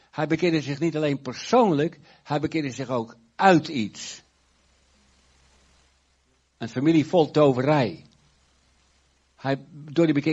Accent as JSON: {"language": "Dutch", "town": "Urk", "region": "Flevoland", "country": "Netherlands", "tie": "born or raised there", "said": "En eh, alles was zwart op Urk. En als ik. Eh, mijn herinneringen in mijn jeugd aan Urk zijn niet zo leuk."}